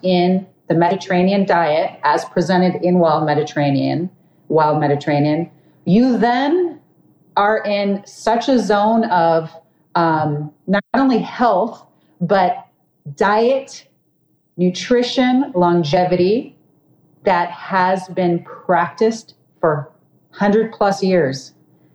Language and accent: English; Los Angeles, California, United States; I'm from Los Angeles, I've also worked with production studios